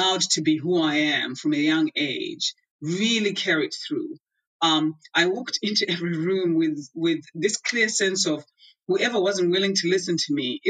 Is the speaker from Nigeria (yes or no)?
no; Zimbabwe; I was born in Zimbabwe, and that's a country for people who may not know, there's a country in Southern Africa